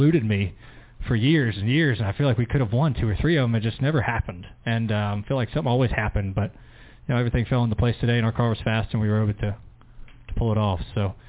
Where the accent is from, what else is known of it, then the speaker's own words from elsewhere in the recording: High Point, North Carolina, United States; you know, I grew up in High Point, just south of here. I grew up closer to here than I did Charlotte, And so I came here a lot as a kid